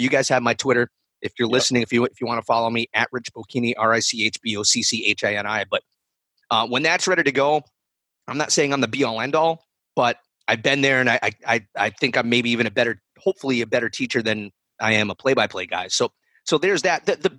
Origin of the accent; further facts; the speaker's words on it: Providence, Rhode Island, United States; So, real quick, I grew up in the Providence area.